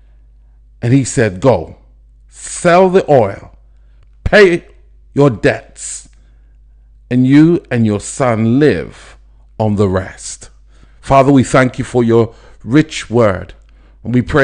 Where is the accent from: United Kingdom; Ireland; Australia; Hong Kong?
United Kingdom; London; I'm from London, England.